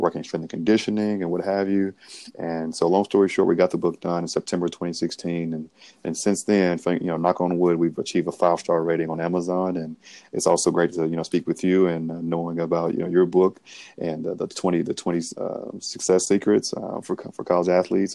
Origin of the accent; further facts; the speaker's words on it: Grenada, Mississippi, United States; I'm from Grenada, Mississippi, born and raised, a blue collar family.